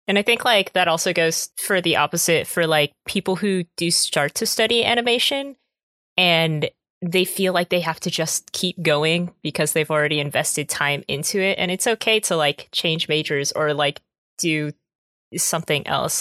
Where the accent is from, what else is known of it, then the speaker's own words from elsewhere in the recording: United States; I'm definitely more American